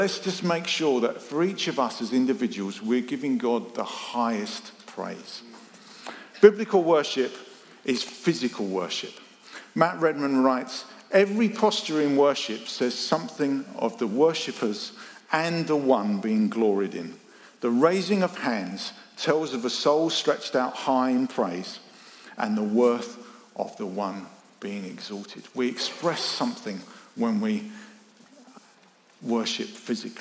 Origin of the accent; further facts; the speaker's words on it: United Kingdom; we're British